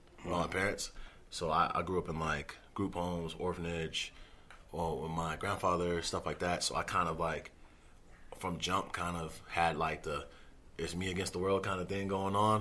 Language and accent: English; Los Angeles, California, United States; moved away as an adult; also born or lived in Cape Verde; now in Denver, United States; I grew up in Los Angeles. When you grow up in Los Angeles, like, you got a certain type of hunger